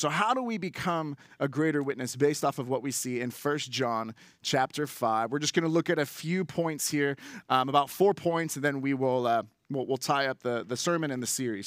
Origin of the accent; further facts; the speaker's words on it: Bay Area, California, United States; I grew up in the Bay Area